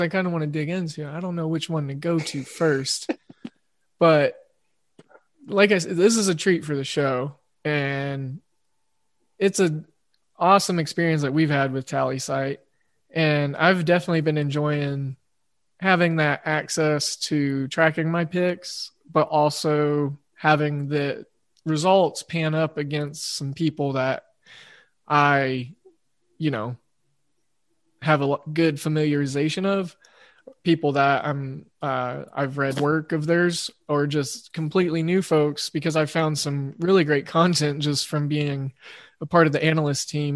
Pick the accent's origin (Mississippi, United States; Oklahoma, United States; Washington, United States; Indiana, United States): Oklahoma, United States; it being my home state